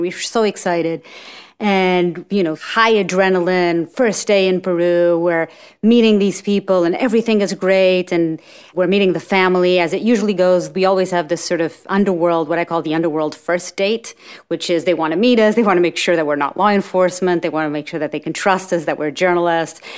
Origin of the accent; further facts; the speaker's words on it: Portugal; moved away as an adult; also born or lived in New York; I'm from Portugal. And when I graduated school in Portugal